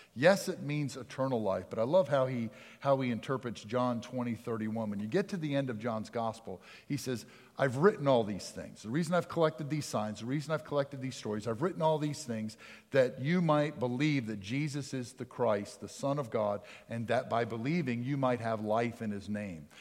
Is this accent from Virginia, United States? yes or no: no; Pennsylvania, United States; moved away; I grew up in Pennsylvania